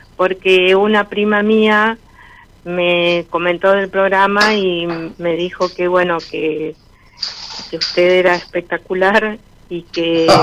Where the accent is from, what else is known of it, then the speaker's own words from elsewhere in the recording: Villa María, Córdoba, Argentina; De Villa María, provincia de Córdoba.